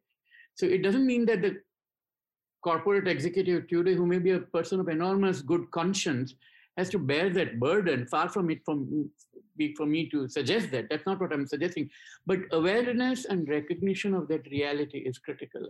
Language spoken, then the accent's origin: English; India; I grew up in India